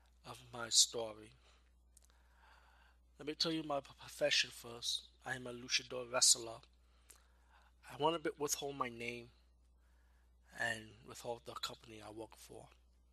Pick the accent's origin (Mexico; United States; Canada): Mexico; and it's time to go home to my home country in Mexico.